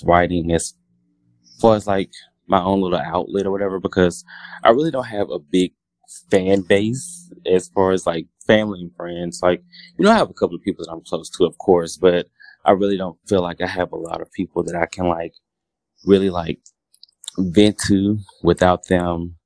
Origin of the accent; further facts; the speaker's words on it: Louisiana, United States; moved away as an adult; now in Dallas, United States; I'm from Louisiana, born and raised